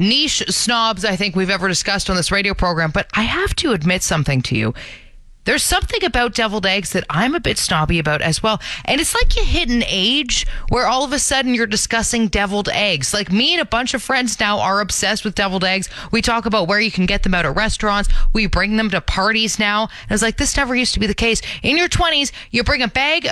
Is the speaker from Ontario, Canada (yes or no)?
yes; Brampton, Ontario, Canada; moved away as an adult; now in Calgary, Canada; Brampton, my hometown